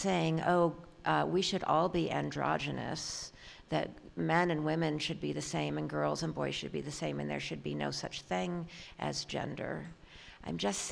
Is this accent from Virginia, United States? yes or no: no; San Francisco, California, United States; moved away; also born or lived in Philadelphia; I grew up in San Francisco.